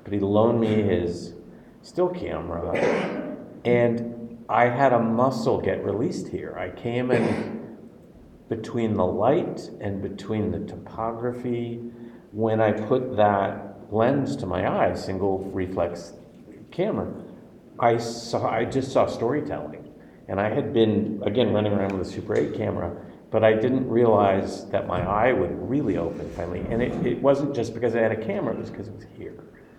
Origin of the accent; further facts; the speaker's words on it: Los Angeles, California, United States; I'm a kid from Los Angeles